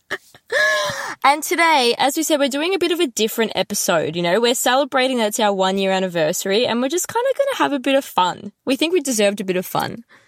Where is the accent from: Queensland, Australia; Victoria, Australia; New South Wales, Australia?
Victoria, Australia; Melbourne; I'm from Melbourne and it's so far away from home